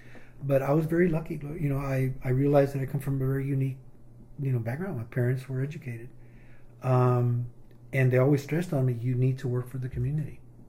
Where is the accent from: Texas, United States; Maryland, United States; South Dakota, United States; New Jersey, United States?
Texas, United States; Del Rio; moved away as an adult; now in Austin, United States; I was born in Del Rio, Texas in 1953, and I came to Austin in 1972 to attend the University of Texas.